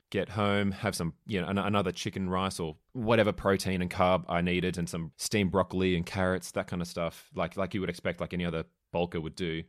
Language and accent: English; Melbourne, Victoria, Australia; I'm from Melbourne